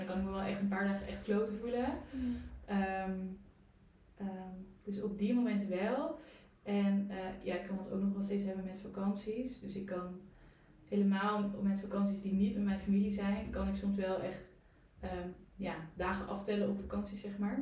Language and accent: Dutch; Breukelen, Utrecht, Netherlands; moved away as an adult; also born or lived in The Hague; ik kom uit Breukelen